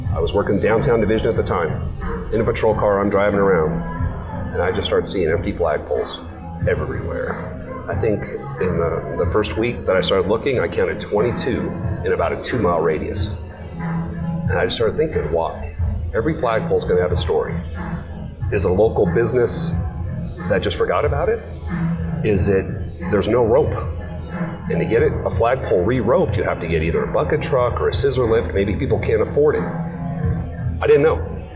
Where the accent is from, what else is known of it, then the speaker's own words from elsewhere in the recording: San Diego, California, United States; moved away as an adult; now in Tucson, United States; I was raised in San Diego, California.